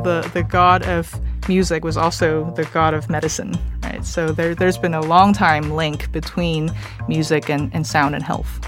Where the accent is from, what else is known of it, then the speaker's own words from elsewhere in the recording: Massachusetts, United States; I'm from Massachusetts